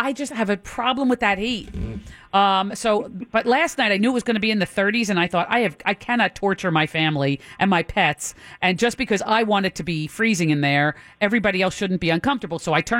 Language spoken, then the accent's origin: English; Florida, United States; also born or lived in Philadelphia, Pennsylvania; But I grew up in Florida.